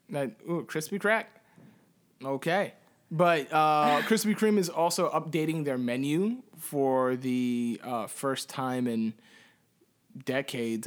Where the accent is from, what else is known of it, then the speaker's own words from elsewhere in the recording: Puerto Rico; I can say the same thing as a Puerto Rican